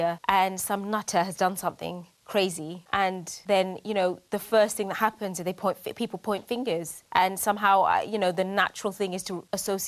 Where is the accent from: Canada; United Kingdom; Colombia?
United Kingdom; I'm proud of being British. I'm proud to be Bangladeshi